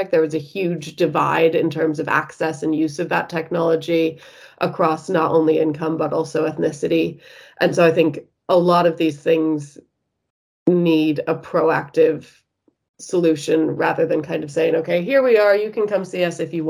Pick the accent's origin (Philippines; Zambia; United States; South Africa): United States; now in United Kingdom; as you might be able to tell from my accent, I'm originally from the States